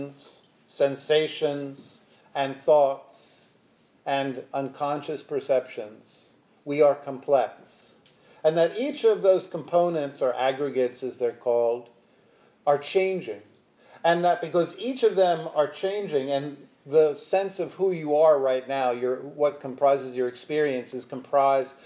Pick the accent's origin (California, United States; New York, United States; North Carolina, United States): New York, United States; New York City; I'm from Brooklyn, Brooklynite